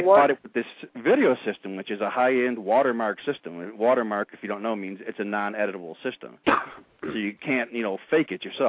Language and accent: English; Orland Park, Illinois, United States; when I was a kid growing up in Orland